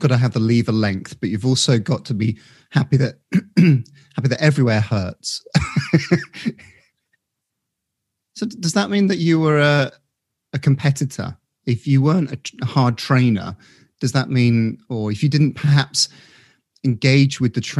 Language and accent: English; United Kingdom; I think maybe it is our specific viewpoint as a Brit or, you know, that sort of Western society thinking, why isn't netball in there?